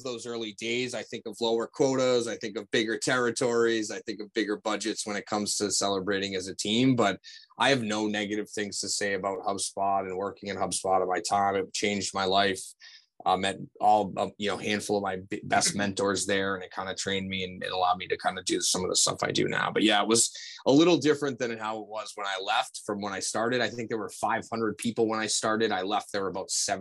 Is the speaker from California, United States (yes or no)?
no; MetroWest area outside of Boston, Massachusetts, United States; I grew up in the Metro West area outside of Boston. So grew up about a mile from where the Boston Marathon starts